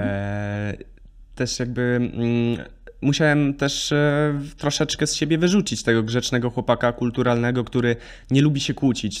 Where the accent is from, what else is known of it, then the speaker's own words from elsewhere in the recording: Lesser Poland, Poland; jestem ze wsi, gdzie nie było dla mnie problemu jeździć statą do lasu i, i szykować drewno na zimę